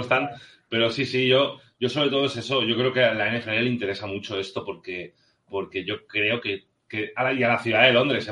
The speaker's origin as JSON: {"language": "Spanish", "country": "Spain", "said": "yo soy un fan español de los Giants"}